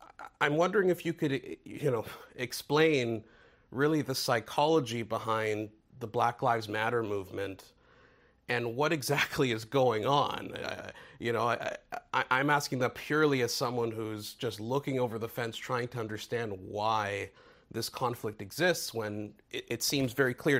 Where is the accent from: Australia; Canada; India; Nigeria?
Canada; as a Canadian